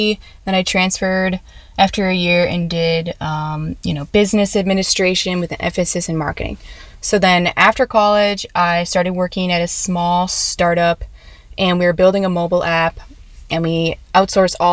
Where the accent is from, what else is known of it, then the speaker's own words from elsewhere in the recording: Minneapolis, Minnesota, United States; moved away; also born or lived in Chicago / San Diego; I'm from Minneapolis.